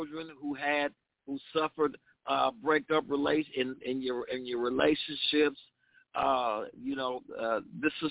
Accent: West Palm Beach, Florida, United States; now in Boca Raton, United States; I'm from the West Palm Beach area, but I live in Boca Raton

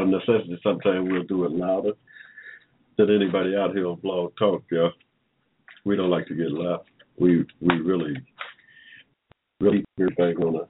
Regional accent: United States; I'm indigenous to the United States of America

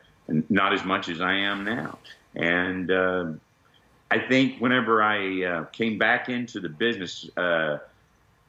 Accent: Texas, United States; I grew up in Texas

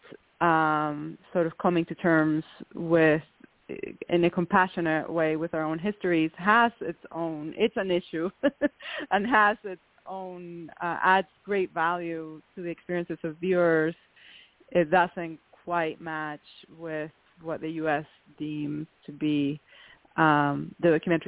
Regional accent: Venezuela; I come from the Venezuelan aristocracy

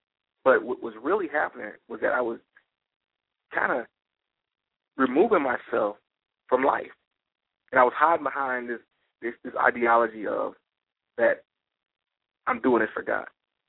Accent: Detroit, Michigan, United States; now in Atlanta, United States; A lot of you people already know that in 06, I moved to Atlanta from Detroit, Michigan.

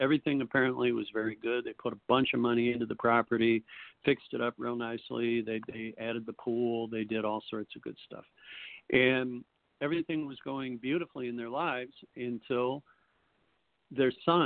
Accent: Chicago, Illinois, United States; moved away as an adult; now in Arizona, United States; I grew up in Chicago and I grew up hard

